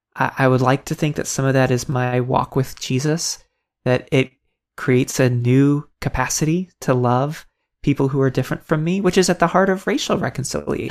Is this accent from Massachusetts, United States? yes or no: no; Tampa, Florida, United States; I grew up in Tampa, Florida